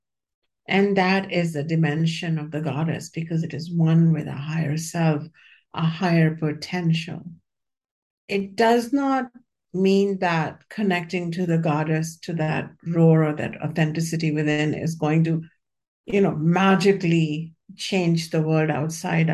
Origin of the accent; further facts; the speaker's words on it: India; When I was born in the India of 1960s, it was pretty steeped in patriarchy.